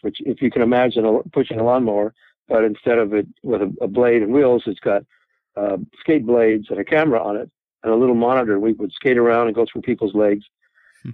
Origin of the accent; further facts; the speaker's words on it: Toronto, Ontario, Canada; moved away as an adult; now in Los Angeles, United States; I'm from Toronto. I'm from Canada